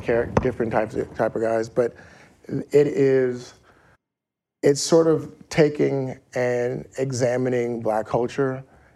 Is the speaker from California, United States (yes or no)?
yes; Inglewood, California, United States; growing up in Inglewood